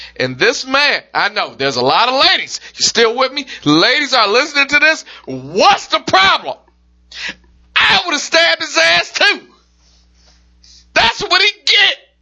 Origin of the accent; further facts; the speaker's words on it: Detroit, Michigan, United States; I'm from Detroit